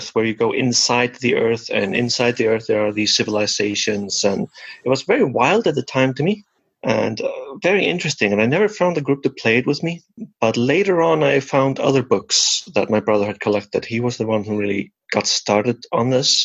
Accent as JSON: {"language": "English", "country": "Iceland", "said": "I'm an independent Icelandic game designer"}